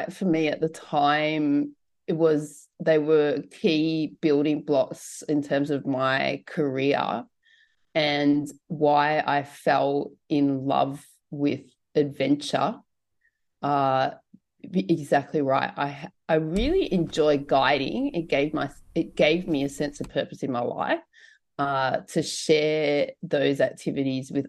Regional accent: Blue Mountains, New South Wales, Australia; I grew up in Australia's largest climbing area

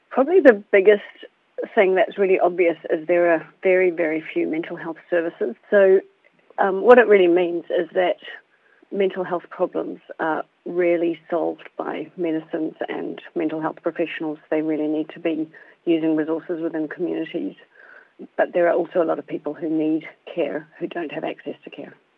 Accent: India; now in New Zealand; I was born in India

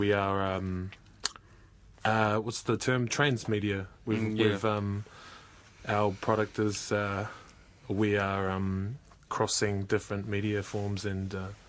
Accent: Dunedin, Otago, New Zealand; I was raised in Otepoti in South Island

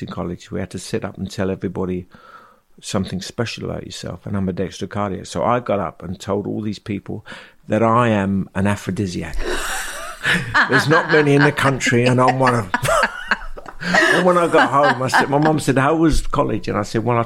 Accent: London, United Kingdom; I come from Bethnal Green, so we had Kelly's in Bethnal Green

